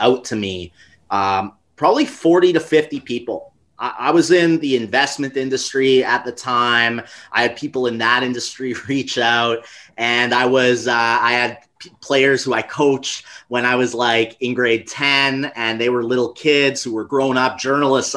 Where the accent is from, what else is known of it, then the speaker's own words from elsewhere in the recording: Canada; I grew up in Canada